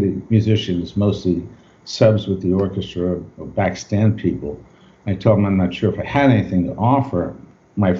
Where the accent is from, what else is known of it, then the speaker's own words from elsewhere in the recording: Long Island, New York, United States; I grew up in New York on Long Island.